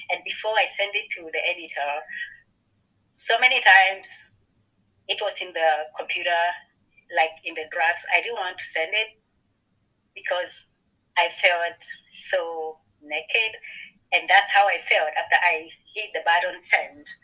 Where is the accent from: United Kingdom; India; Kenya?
Kenya; now in Ohio, United States; I'm from Kenya, Africa, but at the moment I live in Ohio.